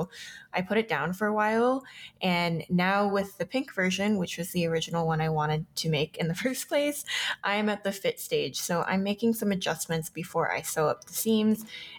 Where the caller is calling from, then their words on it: Denver, Colorado, United States; I'm your co-host … I am recording from Denver, Colorado.